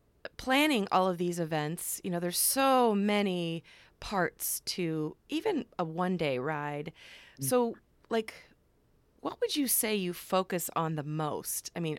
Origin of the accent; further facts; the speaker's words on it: Iowa, United States; I'm from Iowa.